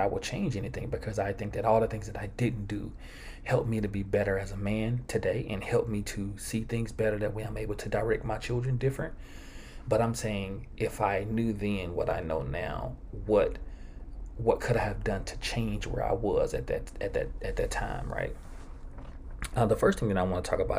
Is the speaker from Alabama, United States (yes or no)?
no; Georgetown, Mississippi, United States; growing up in Georgetown, Mississippi